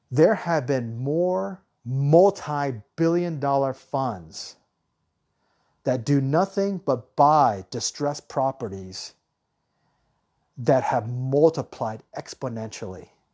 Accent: United States; I'm American.

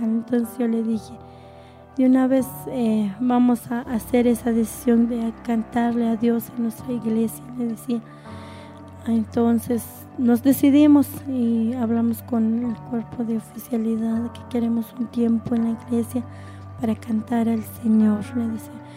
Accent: Nahualá, Sololá, Guatemala; somos de, de Nahualá, departamento de Sololá

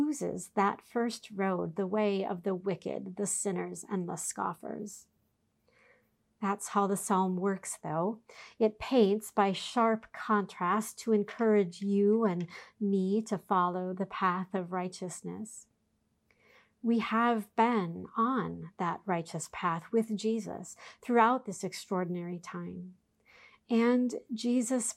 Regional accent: Minneapolis–Saint Paul, Minnesota, United States; The congregation I grew up in the Twin Cities owned their own camp

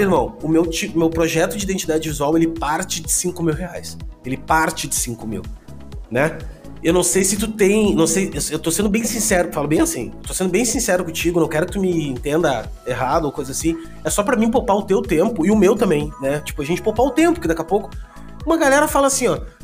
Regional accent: Gaúcho, Rio Grande do Sul, Brazil; eu sou gaúcho

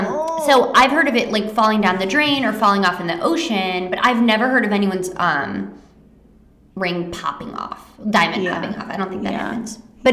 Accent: Michigan, United States; because we're from Michigan

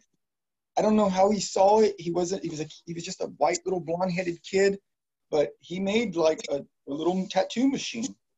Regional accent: Modesto, California, United States; I grew up a little bit on East Modesto, and in the Highway Village.

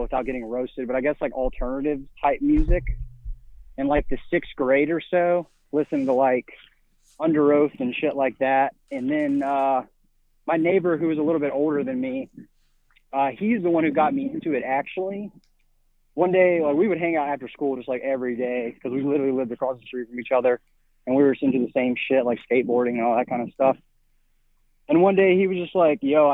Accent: Mobile, Alabama, United States; moved away as an adult; also born or lived in Nashville, Tennessee; now in Pensacola, United States; I grew up in Mobile, Alabama

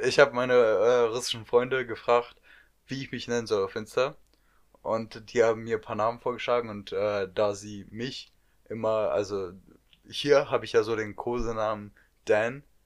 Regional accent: North Rhine-Westphalia, Germany; wir kommen aus NRW.

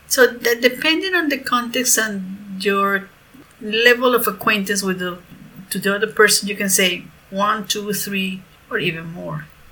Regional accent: Venezuela; I'm a profe from Venezuela

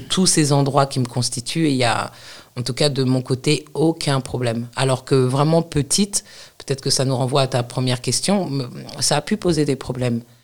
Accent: Paris, Île-de-France, France; also born or lived in United States; moi, je suis née à Paris, j'ai grandi en banlieue parisienne

